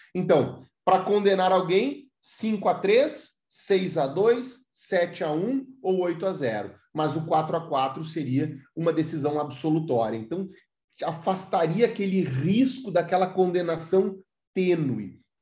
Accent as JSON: {"language": "Portuguese", "town": "Santa Maria", "region": "Rio Grande do Sul", "country": "Brazil", "said": "eu sou de Santa Maria, Rio Grande do Sul"}